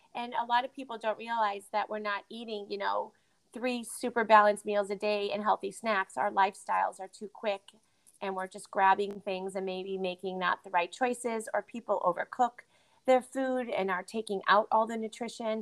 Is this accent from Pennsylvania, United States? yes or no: no; Connecticut, United States; moved away as an adult; also born or lived in Boston / Midwest; I moved to Boston because I was from Connecticut.